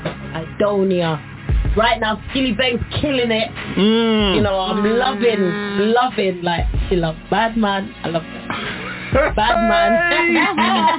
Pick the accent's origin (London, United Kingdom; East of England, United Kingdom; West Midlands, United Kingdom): West Midlands, United Kingdom; Birmingham; my grandparents are Jamaican. I was born over here. I was born in Birmingham